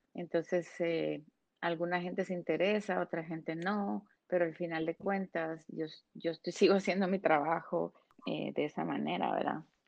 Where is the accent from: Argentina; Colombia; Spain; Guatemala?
Guatemala; moved away as an adult; now in United States; crecido, vivido en un país como Guatemala